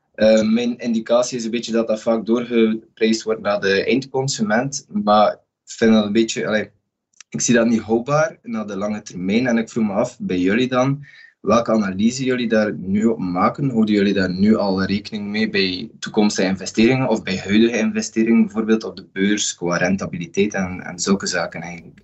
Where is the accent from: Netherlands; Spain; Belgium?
Belgium; Westhoek, West Flanders; Ik ben afkomstig van de Westhoek in West-Vlaanderen